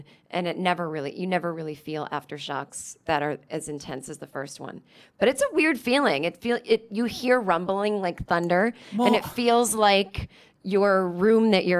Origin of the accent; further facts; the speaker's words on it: Los Angeles, California, United States; I'm from Los Angeles, so I've seen beaches and sun. Although I don't live anywhere near the beach